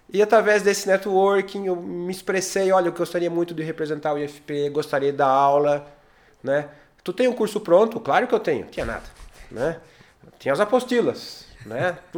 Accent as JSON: {"language": "Portuguese", "town": "Turvo", "region": "Santa Catarina", "country": "Brazil", "tie": "born or raised there", "said": "Então eu sou nascido e criado no Turvo Santa Catarina, que é o Turvo de verdade."}